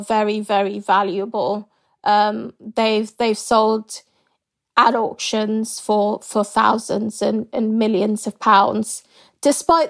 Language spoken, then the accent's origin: English; Nigeria; now in United Kingdom; I grew up partly in Nigeria, and then my family moved to the UK.